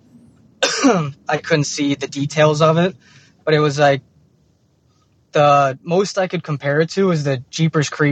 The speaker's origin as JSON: {"language": "English", "town": "Streamwood", "region": "Illinois", "country": "United States", "said": "I'm from Streamwood, Illinois"}